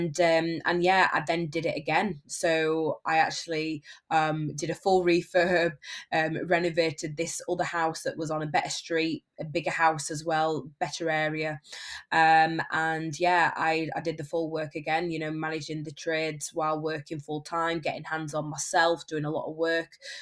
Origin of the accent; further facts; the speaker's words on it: Barnsley, Yorkshire and the Humber, United Kingdom; I predominantly flip houses in my hometown of Barnsley